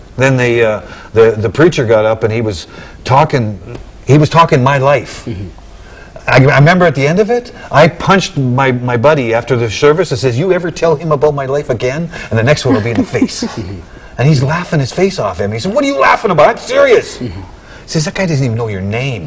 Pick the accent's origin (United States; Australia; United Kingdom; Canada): Canada; British Columbia; I'm a Canadian. I was born in British Columbia